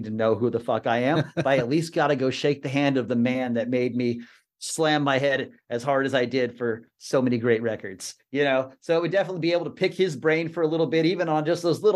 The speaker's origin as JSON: {"language": "English", "region": "Texas", "country": "United States", "tie": "born or raised there", "said": "I grew up in Texas. I grew up about 4 hours south of where all those guys were from"}